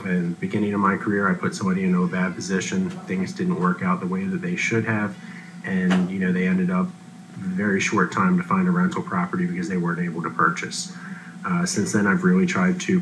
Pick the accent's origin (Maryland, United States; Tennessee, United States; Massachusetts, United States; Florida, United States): Maryland, United States; Frederick; Born and raised in Frederick, I love my town